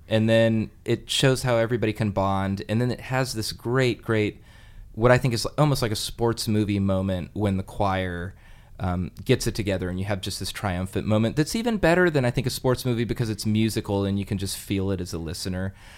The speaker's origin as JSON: {"language": "English", "town": "Alameda", "region": "California", "country": "United States", "said": "I'm from Alameda"}